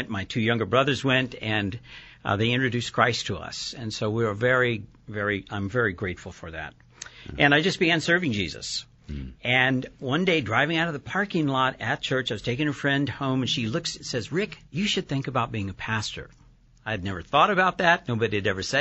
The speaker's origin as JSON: {"language": "English", "region": "West Coast", "country": "United States", "tie": "born or raised there", "also_born_or_lived": "Texas / Chula Vista, California", "said": "I was raised on the West Coast, but came here in swaddling clothes."}